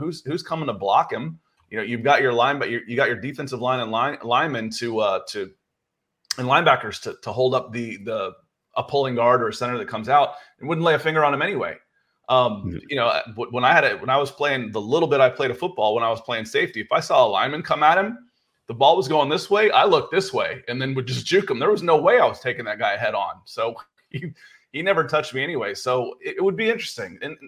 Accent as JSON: {"language": "English", "town": "Atlanta", "region": "Georgia", "country": "United States", "tie": "born or raised there", "said": "that's what was strange growing up in Atlanta, is you only got to watch your team when they were on the road in the 80s."}